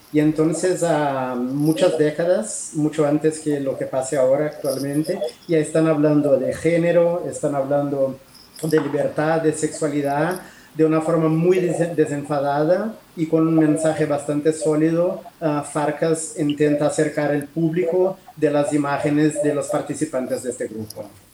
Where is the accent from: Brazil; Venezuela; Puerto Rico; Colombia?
Brazil; now in Barcelona, Spain; yo soy brasileño